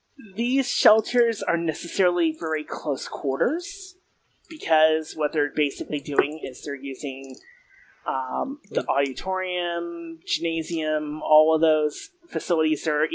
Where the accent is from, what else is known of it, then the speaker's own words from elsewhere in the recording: Florida, United States; I grew up in Florida